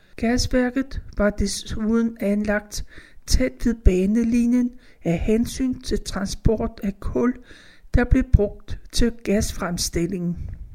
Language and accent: Danish; Copenhagen, Capital Region of Denmark, Denmark; Mine forældre syede fodbolde for Select, så vi havde pumpen derhjemme på Danshøjvej